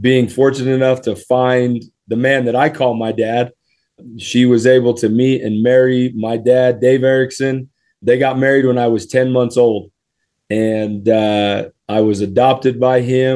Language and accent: English; Springville, Utah, United States; I grew up in Utah. I went to Springville High School, spent a little time at Lone Peak High School, went to Brookside Elementary in Springville, Utah